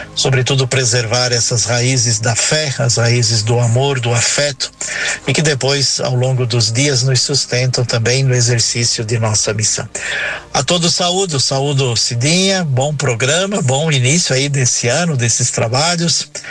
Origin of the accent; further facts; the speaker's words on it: Forquilhinha, Santa Catarina, Brazil; moved away; aqui na comunidade rural onde eu nasci